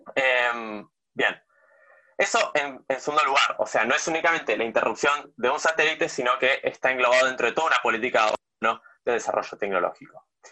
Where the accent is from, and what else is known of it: Argentina